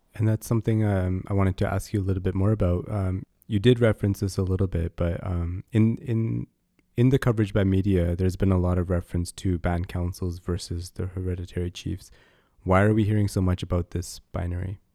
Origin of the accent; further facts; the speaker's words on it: Vancouver, British Columbia, Canada; I was born and raised on Coast Salish territories, also called Vancouver